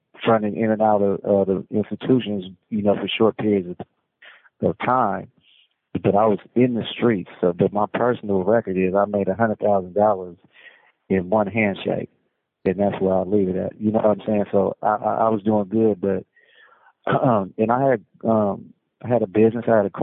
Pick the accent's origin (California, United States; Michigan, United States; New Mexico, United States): California, United States; Oakland; I'm from West Oakland